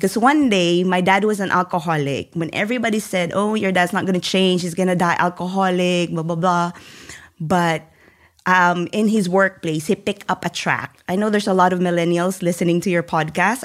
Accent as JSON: {"language": "English", "region": "central Philippines", "country": "Philippines", "tie": "born or raised there", "moved": "as an adult", "said": "I was born and raised in a very poor family, um, in the middle part of the Philippines"}